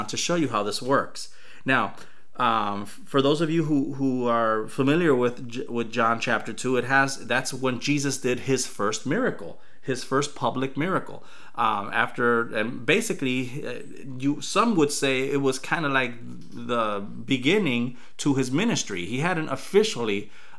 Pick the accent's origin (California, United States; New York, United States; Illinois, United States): Illinois, United States; Chicago; when I was growing up in Chicago, we used to play basketball often